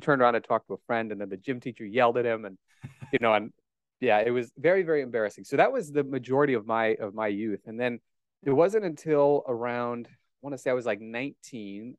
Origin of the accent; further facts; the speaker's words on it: Omaha, Nebraska, United States; accent: Great Plains; I was indeed born and raised in Omaha, Nebraska, as you can tell from my mellifluous Great Plains accent in English